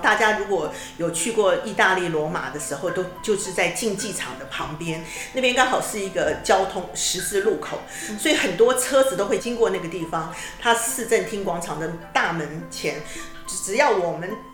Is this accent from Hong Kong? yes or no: no; Kaohsiung, Taiwan; now in Taipei, Taiwan; 自己本身我是从高雄南部上来的